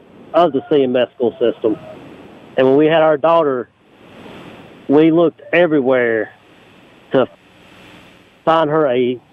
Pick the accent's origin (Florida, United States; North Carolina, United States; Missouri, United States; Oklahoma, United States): North Carolina, United States; Mount Pleasant; I grew up in Mount Pleasant. We had a graduating class about 140.